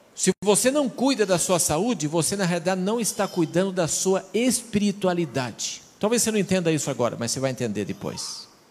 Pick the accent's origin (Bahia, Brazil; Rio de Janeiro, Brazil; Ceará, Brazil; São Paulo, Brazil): São Paulo, Brazil; also born or lived in Rio Grande do Sul; now in Mato Grosso do Sul, Brazil; Seja queimado como usa na minha terra. Eu sou de São Paulo, lá uso queimado